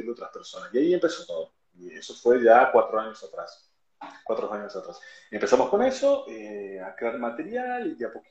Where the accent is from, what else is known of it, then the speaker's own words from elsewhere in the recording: Argentina; yo soy de Argentina